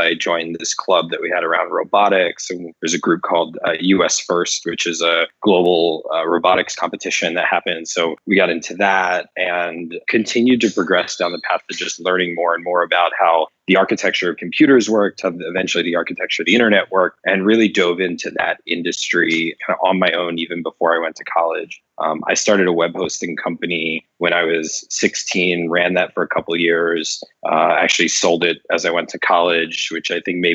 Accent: Pleasant Valley, Pennsylvania, United States; I grew up in Pennsylvania in the U.S. in a tiny little town called the Village of Pleasant Valley

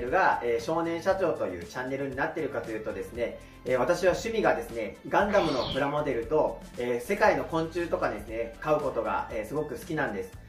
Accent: Hachioji, Tokyo, Japan; 私はもう生まれ育ちも八王子ですので

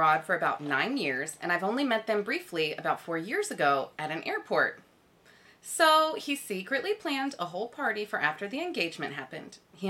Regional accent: United States; moved away as an adult; now in Korea; Nice to meet everyone. I am from the US. I've also been in Korea for just about 4 years.

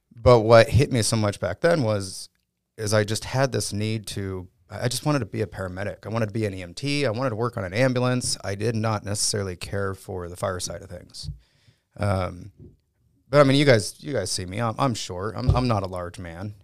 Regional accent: San Diego, California, United States; I grew up in San Diego, San Diego, California

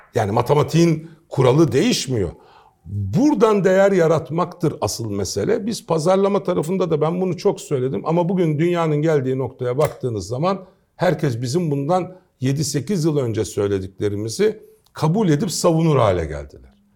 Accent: Istanbul, Turkey; also born or lived in Kayseri / Strasbourg; 1968 İstanbul doğumlu

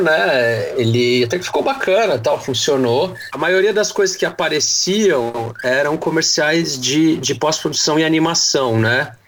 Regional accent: Santo André, São Paulo, Brazil; now in São Paulo, Brazil; Eu sou de Santo André, hoje eu moro em São Paulo.

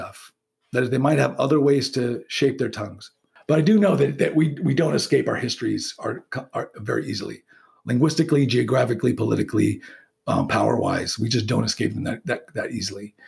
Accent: United States; being living in a U.S. Society all my life and being educated in one

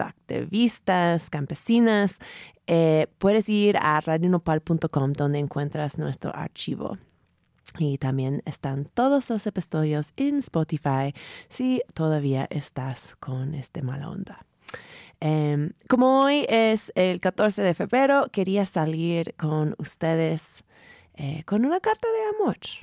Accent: San Francisco, California, United States; Spanish is a second language; now in Mexico City, Mexico; soy originalmente de San Francisco, California, tal vez se nota por mi acentito.

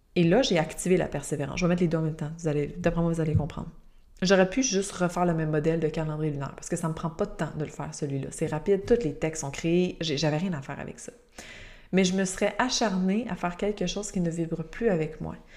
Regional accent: Quebec, Canada; je suis québécoise

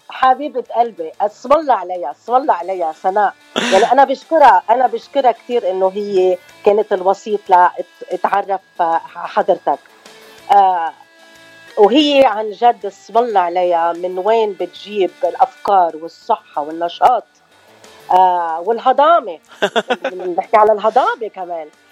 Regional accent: Choueifat, Mount Lebanon, Lebanon; also born or lived in Los Angeles, California / Venezuela; now in Arizona, United States; انا من لبنان من شويفات تحديدا

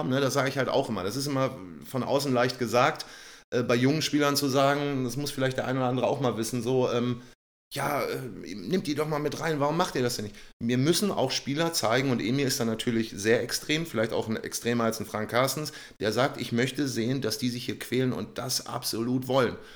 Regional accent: Lübeck, Schleswig-Holstein, Germany; born there; dass ich sagen kann, ich bin gebürtiger Lübecker und äh, bin jetzt in dieser Funktion hier wieder tätig, klar.

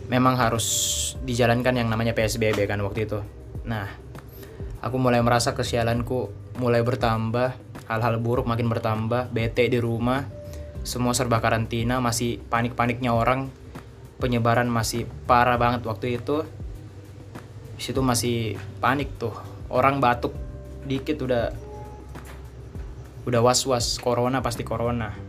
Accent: Makassar, South Sulawesi, Indonesia; also born or lived in Surabaya; kampus lagi jadi waktu itu pas corona kan aku kuliah di Surabaya aku akhirnya balik ke Makassar ke kampungku buat nunggu sampai pandeminya reda

